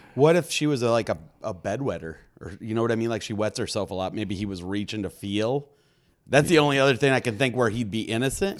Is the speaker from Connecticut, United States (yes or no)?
no; Michigan, United States; moved away as an adult; also born or lived in Los Angeles; now in New York City, United States; I come from Michigan